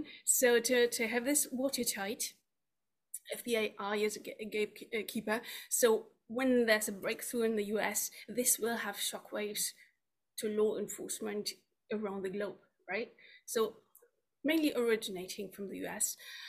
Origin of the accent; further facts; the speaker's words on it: United Kingdom; Yeah, I'm from the UK.